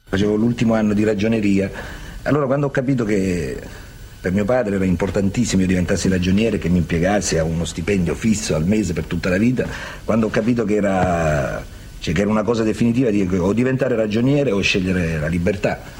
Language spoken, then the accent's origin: Italian; Polignano a Mare, Apulia, Italy; Io sono pugliese, pugliese proprio di sette generazioni mio nonno, mio bisnonno